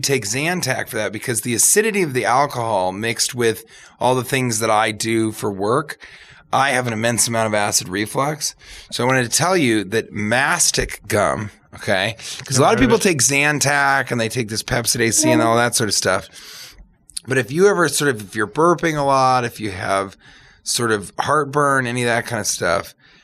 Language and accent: English; Denver, Colorado, United States; also born or lived in Manhattan, New York / Los Angeles; now in New York, United States; I'm from Colorado